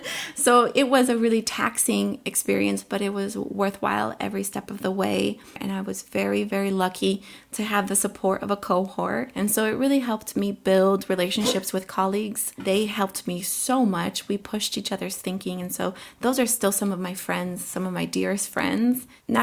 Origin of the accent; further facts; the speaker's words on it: Colombia; born there; first language Spanish; English is a second language; moved away; I was born in Colombia. And at home, my family was really good about making sure that we all kept speaking Spanish and we were tied to our roots.